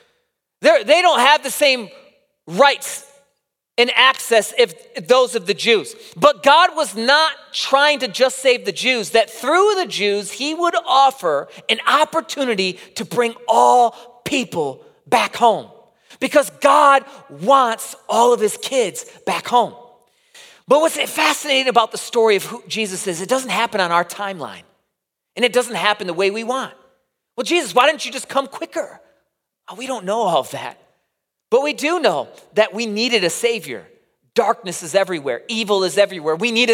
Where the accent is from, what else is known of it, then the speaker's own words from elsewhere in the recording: Midwest, United States; accent: Midwest; in the Midwest, we're so used to everyone speaking our accent as well